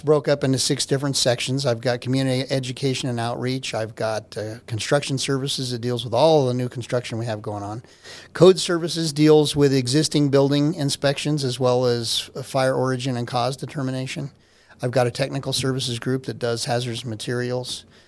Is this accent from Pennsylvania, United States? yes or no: no; Albuquerque, New Mexico, United States; moved away as an adult; also born or lived in Oklahoma / Corpus Christi, Texas; now in Colorado Springs, United States; I'm from Albuquerque